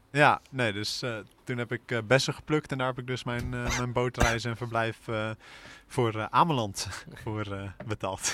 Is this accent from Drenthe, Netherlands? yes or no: yes; Assen, Drenthe, Netherlands; moved away as an adult; now in Utrecht, Netherlands; de roeiclub uit Assen, waar ik vandaan kom